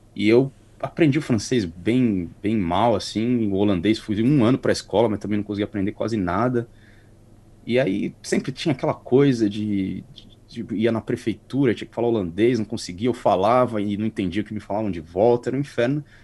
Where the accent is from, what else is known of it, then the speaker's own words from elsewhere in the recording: Carapicuíba, São Paulo, Brazil; moved away as an adult; also born or lived in Europe; now in New Zealand; sou de São Paulo, mais ou menos de Carapicuíba ali, perto da capital